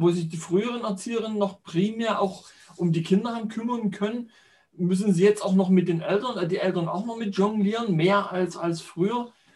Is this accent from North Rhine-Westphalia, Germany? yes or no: no; central Saxony, Germany; born or raised there